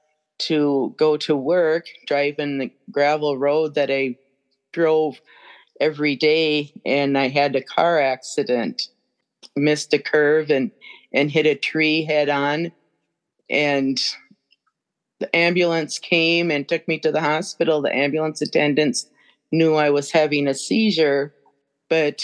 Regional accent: Brainerd Lakes area, Minnesota, United States; my hometown area, Brainerd Lakes area

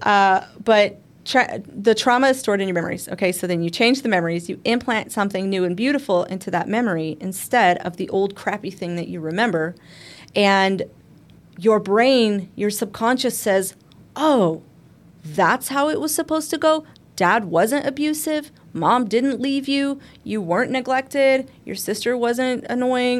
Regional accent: Arizona, United States; We're from Arizona

